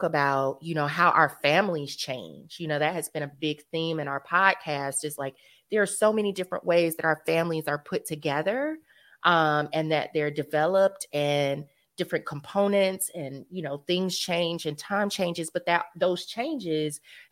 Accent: North Carolina, United States; now in New York, United States; growing up in North Carolina

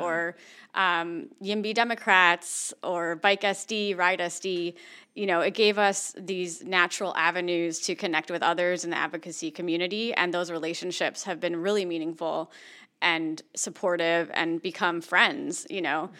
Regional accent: East Coast, United States; also born or lived in San Francisco Bay Area, California; now in San Diego, United States; I grew up on the East Coast

